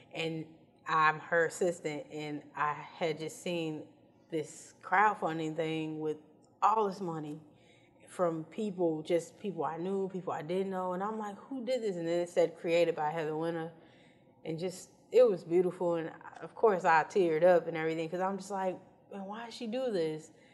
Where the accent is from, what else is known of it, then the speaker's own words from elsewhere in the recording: Chicago, Illinois, United States; moved away as an adult; now in Los Angeles, United States; I was born in West Side and then born and bred South Side, so I'm, I'm Chicago